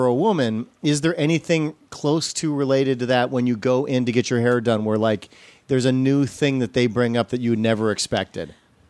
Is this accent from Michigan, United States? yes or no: no; Wisconsin, United States; also born or lived in Glenview, Illinois; now in Los Angeles, United States; I grew up in Glenview. And then I moved to Wisconsin when I was 8, but I call it Illinois.